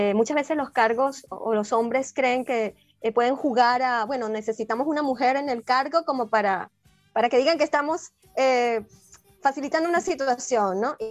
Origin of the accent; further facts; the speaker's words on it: Venezuela; also born or lived in Peru; Ya uno como venezolano, como estando aquí